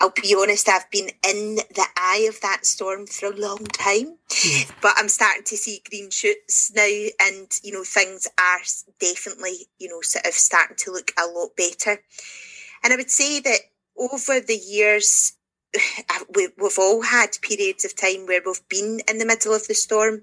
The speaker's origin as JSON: {"language": "English", "town": "Glasgow", "region": "Scotland", "country": "United Kingdom", "said": "I'm from Glasgow"}